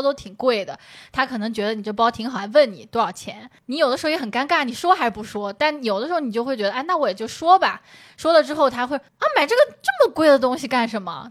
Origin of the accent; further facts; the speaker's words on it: Shangyu, Zhejiang, China; 那我回上虞不也是回自己家吗